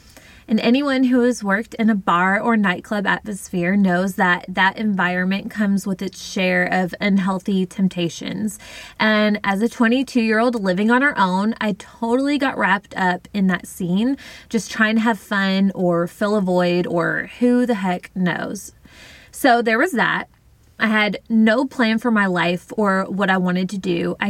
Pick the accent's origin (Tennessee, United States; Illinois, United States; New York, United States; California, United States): Tennessee, United States; moved away as an adult; now in Mobile, United States; I was living in Mobile, Alabama. I moved to Alabama from Tennessee after high school a couple of years prior to live closer to my dad and family.